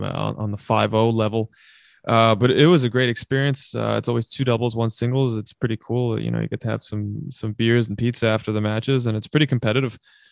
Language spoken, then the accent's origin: English; Queens, New York, United States; where we grew up here in Queens.